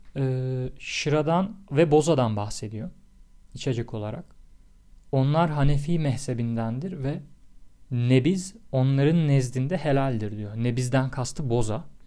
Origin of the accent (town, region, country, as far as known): Tekirdağ, Turkey